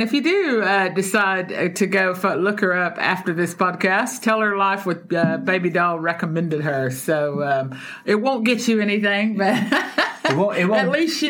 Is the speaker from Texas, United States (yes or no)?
yes; Texas, United States; moved away; packing up bags to head to my home state of the big Texas.